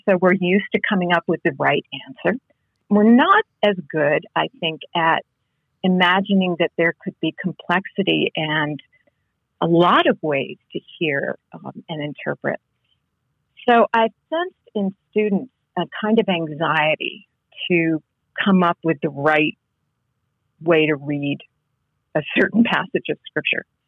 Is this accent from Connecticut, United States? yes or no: yes; Connecticut, United States; moved away; I grew up in New England, in, in Connecticut